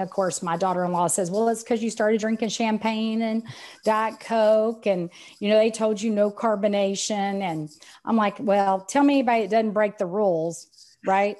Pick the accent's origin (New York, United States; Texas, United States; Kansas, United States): Texas, United States; accent: Texan; I'm Texan, as you can tell by the accent